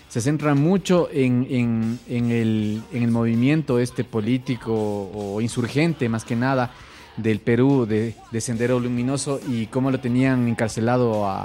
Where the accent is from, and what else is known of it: Ecuador